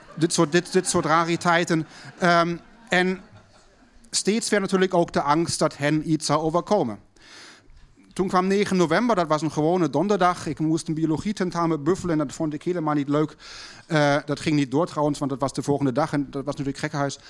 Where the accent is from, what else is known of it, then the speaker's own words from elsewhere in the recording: Berlin, Germany; moved away; thuis bij ons in West-Berlijn